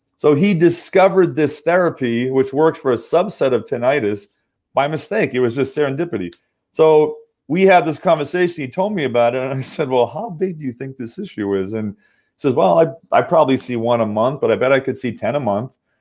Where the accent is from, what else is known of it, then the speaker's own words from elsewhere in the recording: Massachusetts, United States; also born or lived in Southern California; now in Orange County, California, United States; I'm actually from Massachusetts, but I live in Southern California